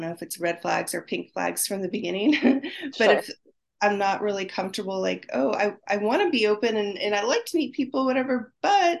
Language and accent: English; Laguna Beach, California, United States; I'm from Laguna Beach